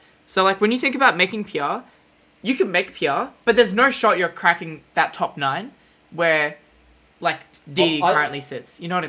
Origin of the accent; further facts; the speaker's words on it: Melbourne, Victoria, Australia; I'm from Collingwood, so I go for Collingwood.